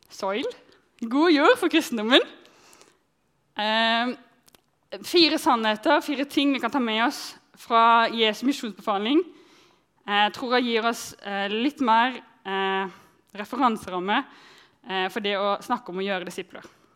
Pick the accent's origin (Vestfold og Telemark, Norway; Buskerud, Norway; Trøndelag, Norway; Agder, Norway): Agder, Norway; countryside outside Arendal; jeg vokste opp på bygda utenfor Arendal